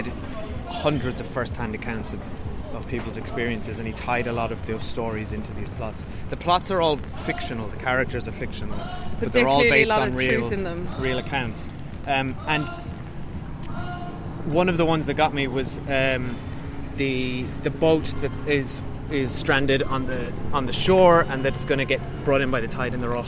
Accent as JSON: {"language": "English", "country": "Ireland", "moved": "yes", "lives_now": "London, United Kingdom", "said": "the Irish"}